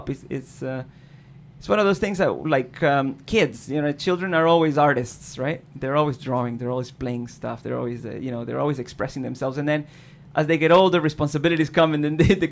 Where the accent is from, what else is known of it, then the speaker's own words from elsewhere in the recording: Caracas, Capital District, Venezuela; moved away; growing up in Caracas was okay